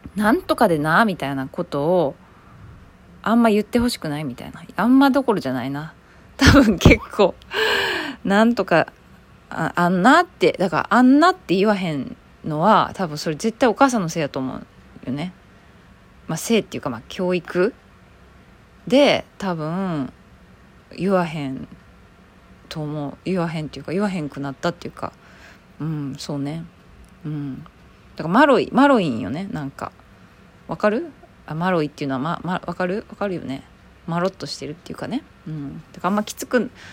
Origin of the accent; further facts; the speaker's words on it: Kobe, Hyogo, Japan; accent: Kansai; 私兵庫県神戸市出身やから